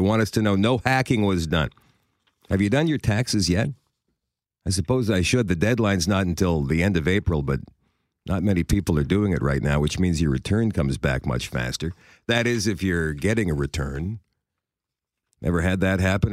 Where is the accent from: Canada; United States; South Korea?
Canada